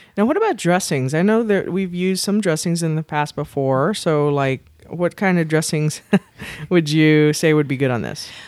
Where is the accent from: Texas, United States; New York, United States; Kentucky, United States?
Texas, United States; South; here in South Texas